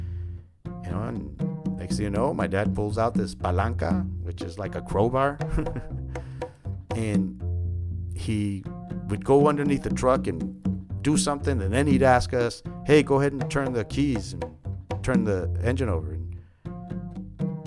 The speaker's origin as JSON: {"language": "English", "town": "San Jose", "region": "California", "country": "United States", "tie": "born or raised there", "said": "I grew up in East San Jose"}